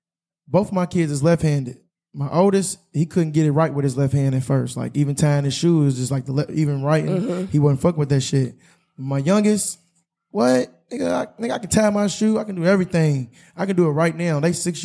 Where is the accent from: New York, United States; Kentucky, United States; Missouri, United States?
Kentucky, United States; Louisville; We come from Louisville.